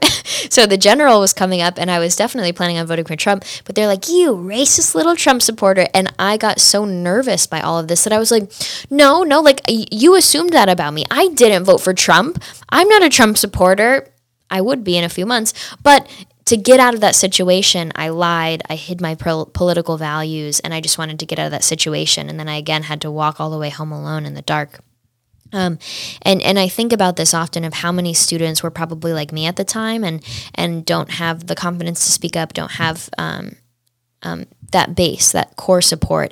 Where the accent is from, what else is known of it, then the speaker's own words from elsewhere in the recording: Saratoga, New York, United States; also born or lived in Washington, District of Columbia, United States; I'm from the Saratoga battlefield